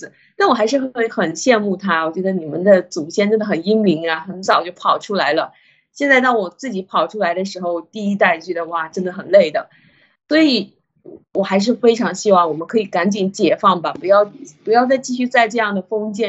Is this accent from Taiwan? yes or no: no; China; 我们中国人